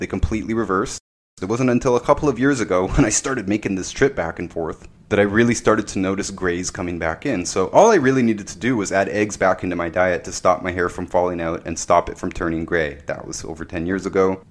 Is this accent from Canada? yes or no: yes; Canada; my wife lives in America, I'm Canadian